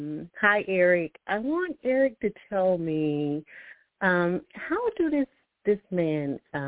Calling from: Alabama, United States; I'm calling from Alabama.

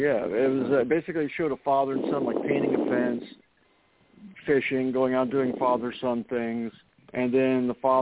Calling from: Florida, United States; I'm calling from Florida.

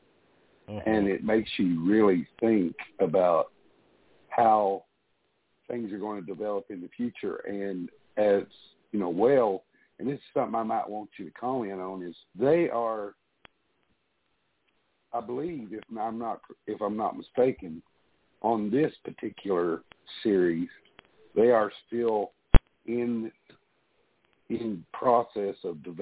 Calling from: Tennessee, United States; I'm calling you from Tennessee.

